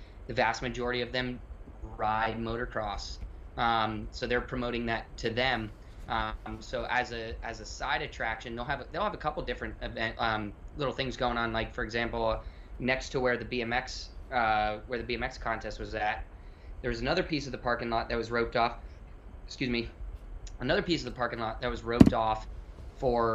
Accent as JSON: {"language": "English", "region": "Florida", "country": "United States", "tie": "born or raised there", "said": "I grew up in Florida"}